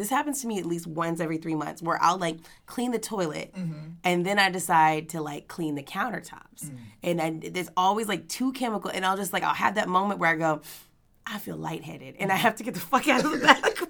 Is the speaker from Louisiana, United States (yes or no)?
yes; Louisiana, United States; now in Los Angeles, United States; we're both from Louisiana